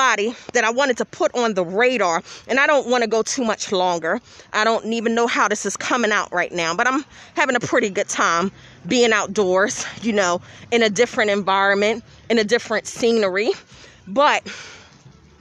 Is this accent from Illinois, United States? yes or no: no; Philadelphia, Pennsylvania, United States; I grew up in Philadelphia, so of course I was around rap.